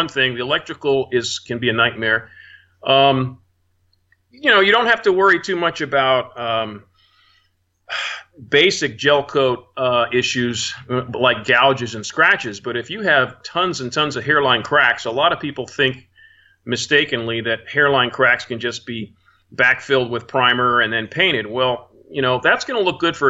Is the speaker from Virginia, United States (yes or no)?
yes; Arlington, Virginia, United States; moved away; I'm from Arlington, Virginia